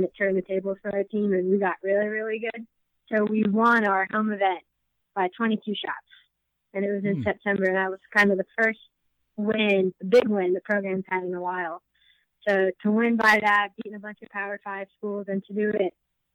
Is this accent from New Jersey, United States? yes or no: yes; New Jersey, United States; I'm from New Jersey, so it kind of feels a little bit like home